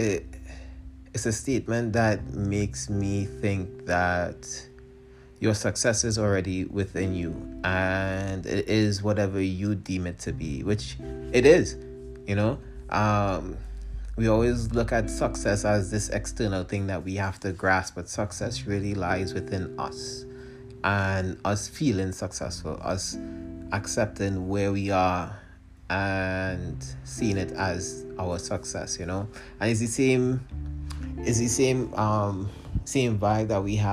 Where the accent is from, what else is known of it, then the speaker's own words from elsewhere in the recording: Trinidad & Tobago; moved away; my home country of Trinidad and Tobago